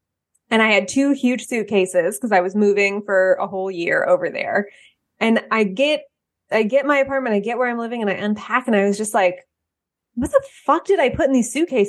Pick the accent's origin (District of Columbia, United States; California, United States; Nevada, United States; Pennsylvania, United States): California, United States; Bay Area; moved away as an adult; also born or lived in Oakland; now in Atlanta, United States; I'm from California. I'm from the Bay Area.